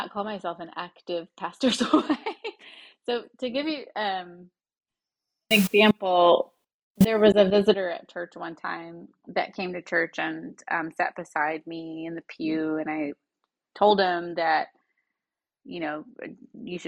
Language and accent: English; the Bible Belt, United States; I grew up in the Bible Belt, which was really interesting